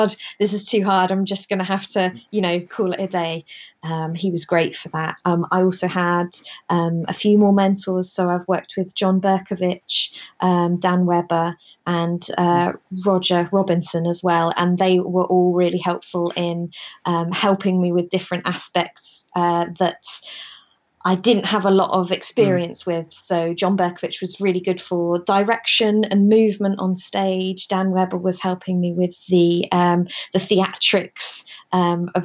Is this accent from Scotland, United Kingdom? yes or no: no; Wisbech, East of England, United Kingdom; moved away; My hometown is a place called Wisbeach. It's in the middle of the Fens.